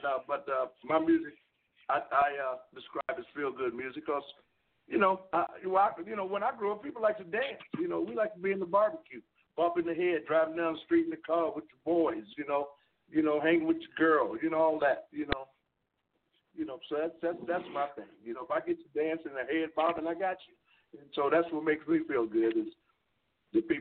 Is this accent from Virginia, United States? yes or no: yes; Virginia, United States; moved away as an adult; also born or lived in Oregon; I'm originally from Virginia